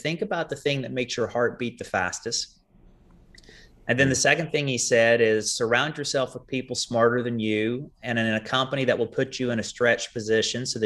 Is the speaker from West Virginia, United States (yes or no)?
yes; Kenova, West Virginia, United States; moved away as an adult; I grew up in that town of Kanawha, population 3,000, if you round up.